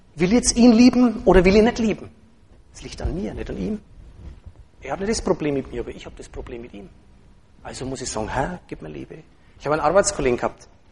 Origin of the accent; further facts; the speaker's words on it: Franconia, Germany; als Franke Moslem